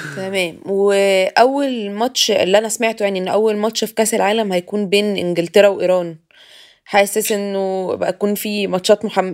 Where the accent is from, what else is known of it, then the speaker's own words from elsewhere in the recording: Egypt; انا كحد مصري